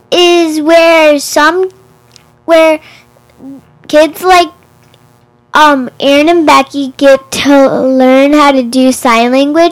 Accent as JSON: {"language": "English", "town": "Westmont", "region": "Illinois", "country": "United States", "said": "I'm 9 years old, and I'm from Westmont."}